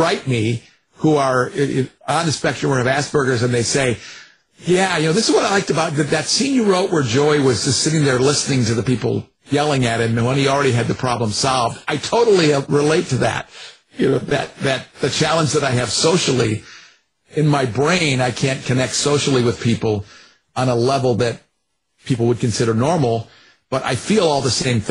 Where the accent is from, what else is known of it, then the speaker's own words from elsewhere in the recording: Ann Arbor, Michigan, United States; I grew up in Ann Arbor, Michigan